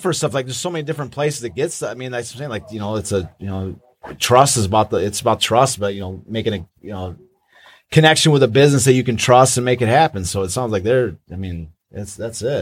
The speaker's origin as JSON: {"language": "English", "town": "Kalamazoo", "region": "Michigan", "country": "United States", "tie": "born or raised there", "said": "I grew up in Kalamazoo and wearing a tiger hat"}